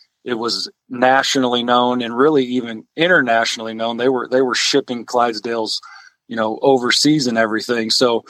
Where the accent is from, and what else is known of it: Alexis, Illinois, United States; born or raised there